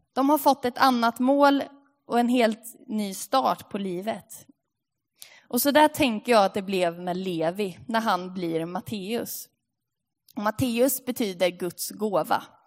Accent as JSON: {"language": "Swedish", "town": "Linköping", "region": "Östergötland", "country": "Sweden", "moved": "yes", "said": "Vi är ju från Linköping"}